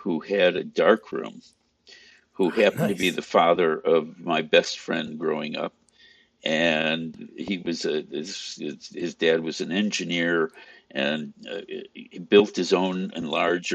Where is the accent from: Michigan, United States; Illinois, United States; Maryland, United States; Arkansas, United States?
Illinois, United States; Chicago; I grew up outside of Chicago. Well, in the first suburb outside of Chicago. So it was virtually Chicago and North Side.